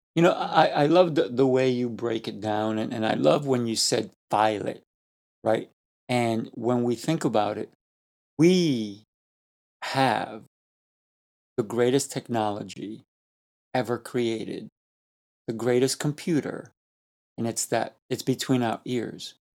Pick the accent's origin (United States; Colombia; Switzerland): Colombia; I am Colombian. I, I was born in Colombia